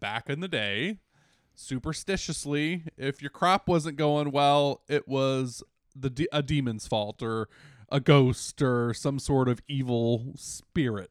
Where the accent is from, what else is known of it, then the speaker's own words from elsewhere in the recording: United States; moved away; we're all from the Washington, D C, Northern Virginia metro area